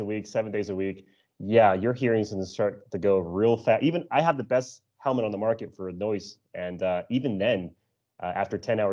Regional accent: El Paso, Texas, United States; moved away as an adult; Texas is my hometown. This is where my family's from. This is where I'm from

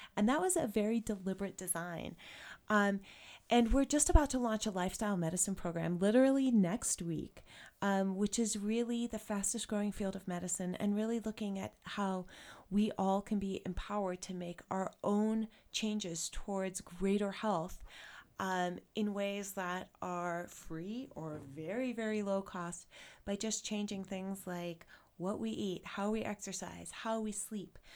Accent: South Africa; moved away as an adult; now in Jackson, United States; Water was always an issue when I was growing up there

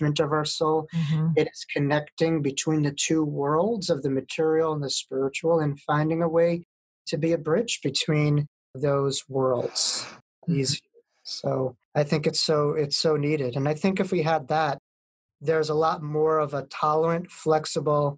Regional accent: New York, United States; I'm from New York.

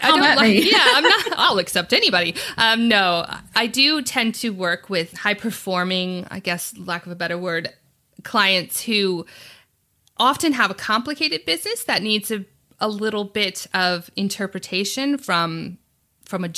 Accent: United States; moved away as an adult; also born or lived in New York; now in Sydney, Australia; I'm from America.

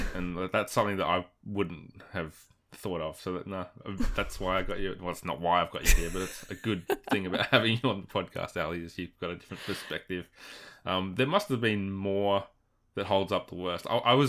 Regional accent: Australia; which sometimes happens as an Aussie, you're like, come on, what is this?

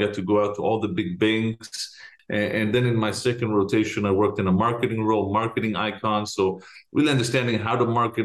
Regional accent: Jerusalem, Jerusalem District, Israel; moved away as an adult; now in United States; So I am originally from Jerusalem. I was born and raised there.

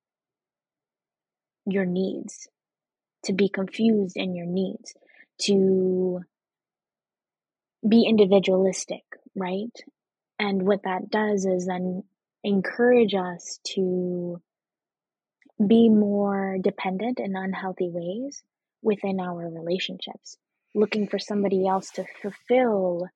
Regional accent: Boston, Massachusetts, United States; also born or lived in Venezuela; I was born here in the United States and immediately went back to Venezuela for 4 years and then came back grew up in Boston

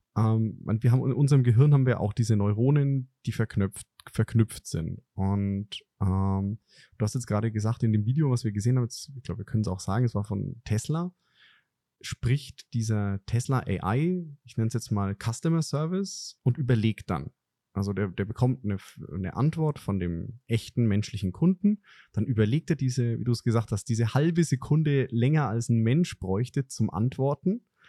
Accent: Franconia, Bavaria, Germany; als Franke

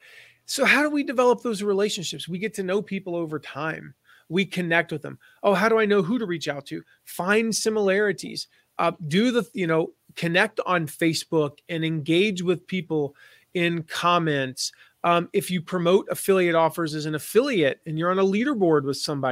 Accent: Nashville, Tennessee, United States; also born or lived in Pinehurst, North Carolina; I grew up in Nashville and my dad ran a golf course there

